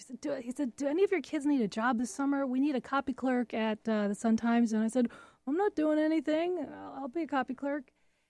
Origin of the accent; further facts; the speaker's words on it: Chicago, Illinois, United States; I grew up in North Park, just north of Albany Park.